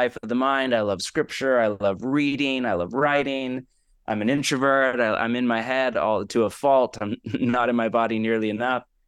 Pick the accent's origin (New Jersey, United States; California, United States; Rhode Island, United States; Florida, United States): California, United States; moved away as an adult; also born or lived in Portland, Oregon; now in Los Angeles, United States; I am born and raised on the West Coast, grew up in California, but spent the last twenty or so years in Portland, Oregon